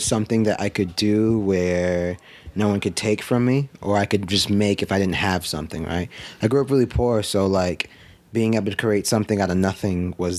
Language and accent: English; Brockton, Massachusetts, United States; moved away as an adult; now in Florida, United States; I grew up in the Northeast. I grew up in a town in Massachusetts called Brockton, Massachusetts.